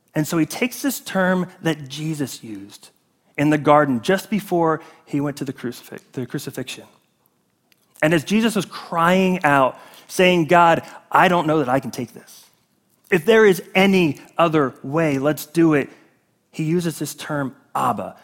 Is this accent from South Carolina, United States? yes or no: yes; South Carolina, United States; I was born in South Carolina, which is part of the United States